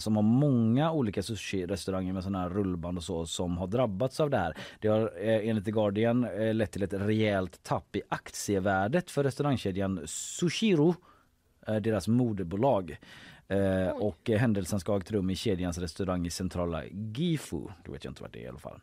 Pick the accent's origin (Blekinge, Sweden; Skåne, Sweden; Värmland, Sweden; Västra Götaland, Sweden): Västra Götaland, Sweden; Gothenburg; man själv som göteborgare